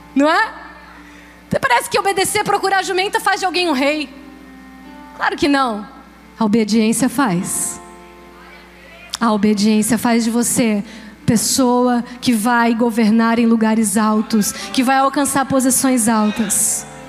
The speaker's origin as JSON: {"language": "Portuguese", "town": "Joinville", "region": "Santa Catarina", "country": "Brazil", "tie": "born or raised there", "also_born_or_lived": "São José dos Campos", "moved": "yes", "said": "Eu nasci e cresci em Joinville, agora eu vou morar em São José dos Campos"}